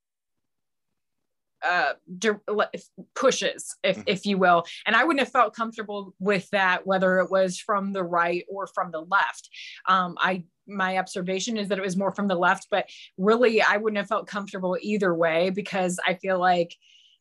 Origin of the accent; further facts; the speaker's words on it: Northwest Ohio, United States; I was born and raised in Northwest Ohio, which is very much on the border of Michigan